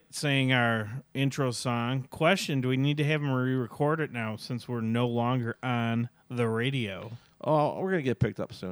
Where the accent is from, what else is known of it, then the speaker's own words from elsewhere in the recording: Minnesota, United States; I'm from Minnesota, so it's everything sounds Chicago to me.